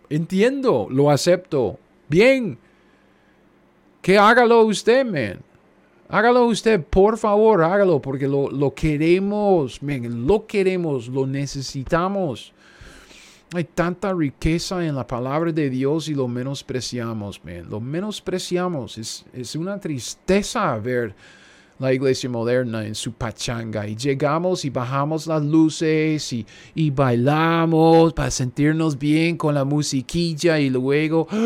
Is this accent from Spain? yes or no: no; United States; also born or lived in Kansas; yo soy un gringo cualquiera viviendo en Kansas.